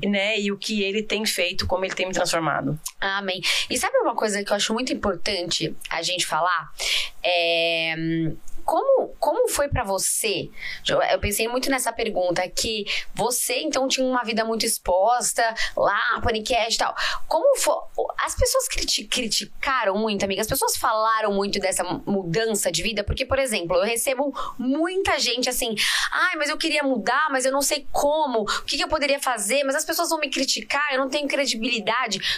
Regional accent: Porto Alegre, Rio Grande do Sul, Brazil; moved away as an adult; now in São Paulo, Brazil; eu vim de Porto Alegre com 26 anos já.

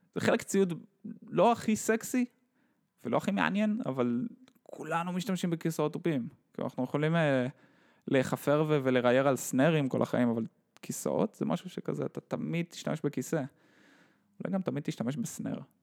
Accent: Haifa, Haifa District, Israel; אז אני וחשבון גדלנו יחד בחיפה

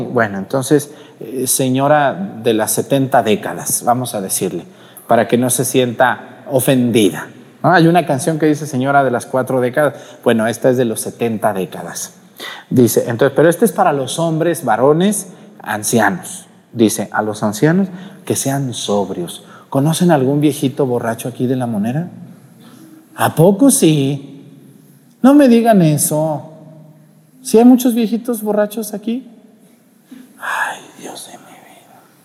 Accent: Mexticacán, Jalisco, Mexico; En mi pueblo allá en Mesticacán, cuando yo era niño

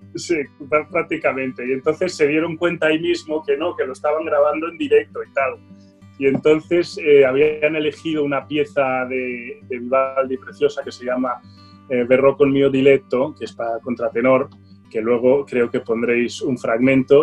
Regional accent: Barcelona, Catalonia, Spain; yo soy polaco, ¿eh? polaco de Barcelona

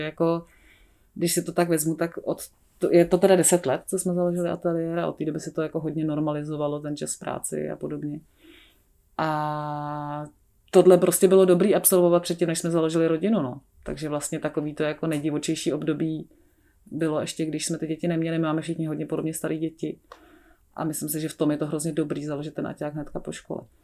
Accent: Prague, Czechia; já žiju celé život v Praze, já jsem se narodila v Praze a vlastně jsem tady i vystudovala

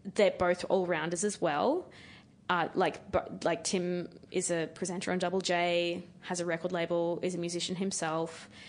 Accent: Queensland, Australia; being a Queenslander

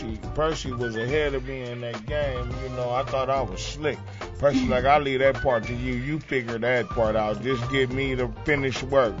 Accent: Pomona, California, United States; We were born and raised in Pomona.

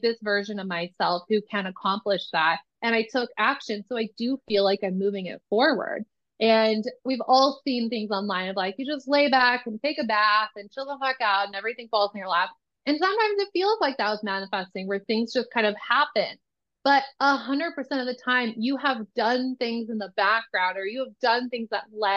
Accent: Nebraska, United States; moved away; I am originally from Nebraska. I went to college in Nebraska.

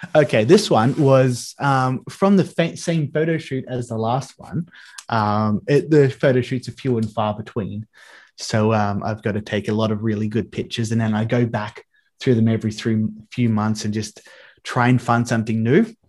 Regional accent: Australia; growing up in Australia

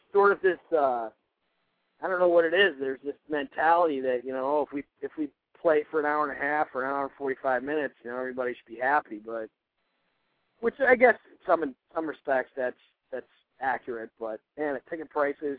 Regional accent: New York, United States; I'm from the Empire State of New York

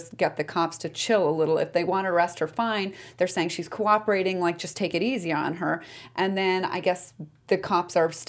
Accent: La Cañada Flintridge, California, United States; Pasadena is right next door to my hometown of La Cañada

